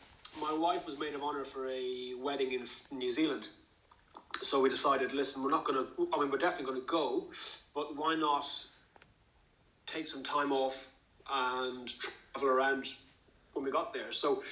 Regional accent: Ireland; moved away as an adult; now in Bristol, United Kingdom; I work in the NHS and I'm based in Bristol. I moved over from Ireland in 2006 to go to medical school.

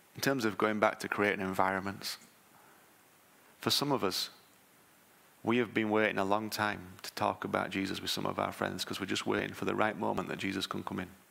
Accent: United Kingdom; I'm British

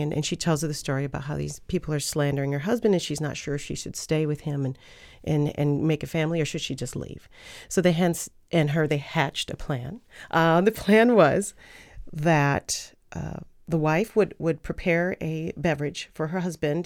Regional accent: United States; I'm from the United States

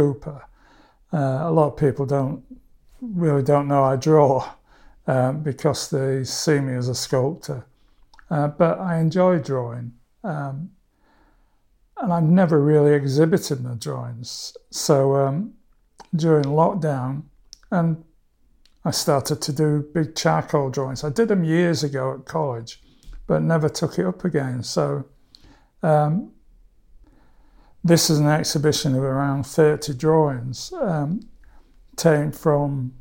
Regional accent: Barnsley, Yorkshire and the Humber, United Kingdom; It's my hometown

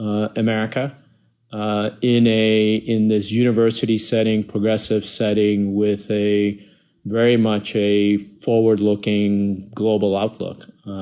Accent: Iowa City, Iowa, United States; born or raised there; moved away as an adult; also born or lived in Bangladesh

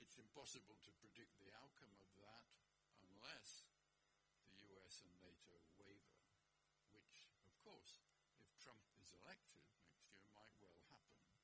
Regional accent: Manchester, North West England, United Kingdom; I was born in Manchester in the basement of a hospital

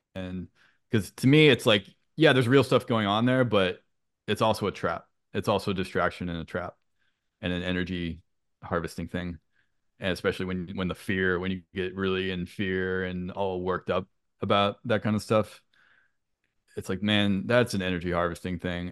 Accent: St. Louis, Missouri, United States; moved away as an adult; also born or lived in Boston area; now in Boston, United States; I'm from the Saint Louis area

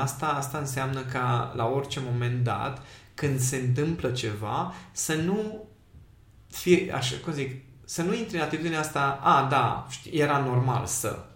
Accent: Miercurea Ciuc, Harghita County, Romania; am crescut în Miercurea Ciuc

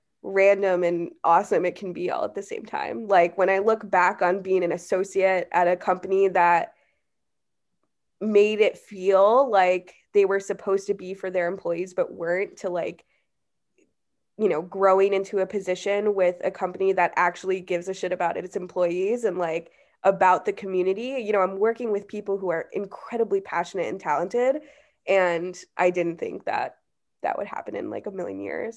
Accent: Chicago, Illinois, United States; Yeah, I grew up in Chicago, born and raised, live in Chicago now, and I went to school in Southern Illinois, so

